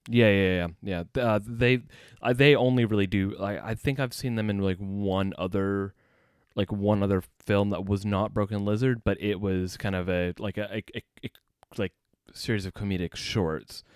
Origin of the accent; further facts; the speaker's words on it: United States; moved away as an adult; now in United Kingdom; as an American